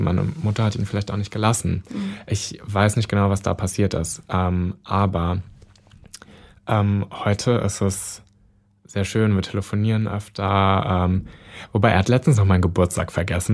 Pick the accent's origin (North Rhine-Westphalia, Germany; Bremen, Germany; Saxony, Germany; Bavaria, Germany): North Rhine-Westphalia, Germany; now in Berlin, Germany; in NRW in der Nähe meiner Heimatstadt